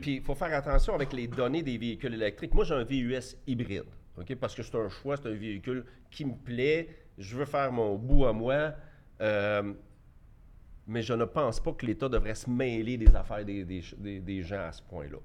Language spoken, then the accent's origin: French; Quebec, Canada; je suis un Québécois, puis je suis un Canadien, puis je suis tout en même temps